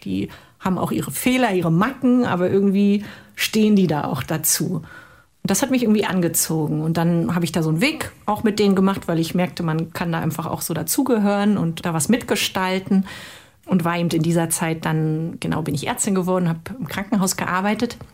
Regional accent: former East Germany, Germany; Ich komme aus der ehemaligen DDR

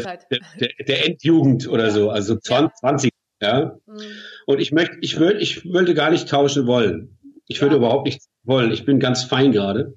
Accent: Mannheim, Baden-Württemberg, Germany; Wir sind beide aus Mannheim

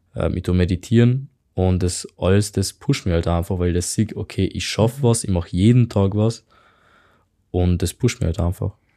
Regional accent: Hungary; German is a second language; moved away; ich komme halt aus Ungarn.

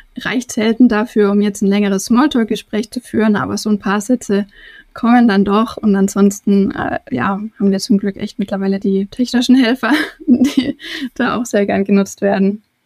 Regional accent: Germany; moved away; also born or lived in Turkey; ich deutsch wie ich bin

